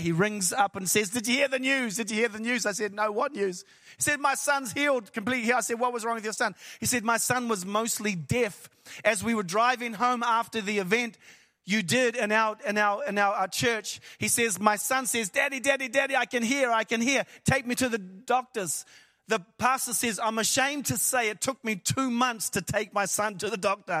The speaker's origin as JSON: {"language": "English", "country": "New Zealand", "said": "I am from New Zealand, which is the ends of the earth"}